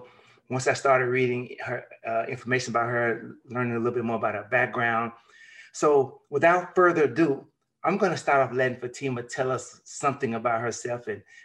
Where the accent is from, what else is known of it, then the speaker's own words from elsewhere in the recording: Memphis, Tennessee, United States; Memphis, Tennessee, my hometown.